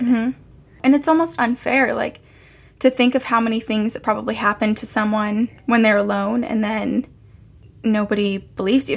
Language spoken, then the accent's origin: English; Burlington, Vermont, United States; moved away; Burlington, Vermont, which is where I'm from.